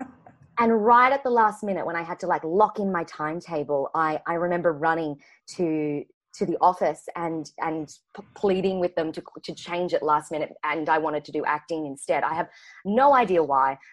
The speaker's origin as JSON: {"language": "English", "town": "Brisbane", "region": "Queensland", "country": "Australia", "tie": "born or raised there", "moved": "yes", "lives_now": "Sydney, Australia", "said": "I'm currently in Sydney now, but I haven't um, I haven't always grown up in Sydney. So I'm from Brisbane, Queensland"}